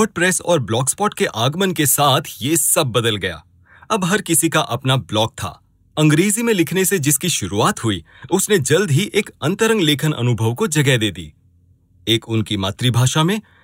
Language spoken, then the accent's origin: Hindi; Anand, Gujarat, India; मैं नब्बे के दशक में गुजरात के छोटे से शहर आनंद में पला बड़ा हूँ